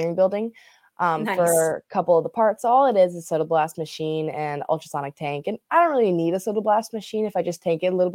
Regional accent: Florida, United States; My parents are from up north. My dad was in Massachusetts, my mom was in Long Island. They came down here. So I've been a Floridian baby all my life

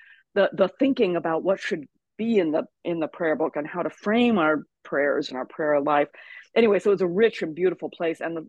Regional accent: Arkansas, United States; I grew up in Arkansas

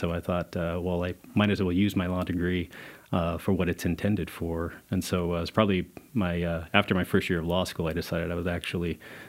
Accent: Pueblo, Colorado, United States; I'm a Colorado native. I grew up in Pueblo, Colorado, was born in Pueblo, Colorado.

